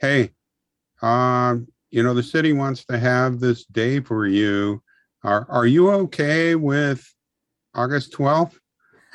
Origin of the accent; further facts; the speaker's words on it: Seattle, Washington, United States; also born or lived in Ridgefield, Washington; now in Portland, United States; I grew up in Seattle, and in the middle of my junior year of high school, my dad took a new job down this way, and we moved to Ridgefield, Washington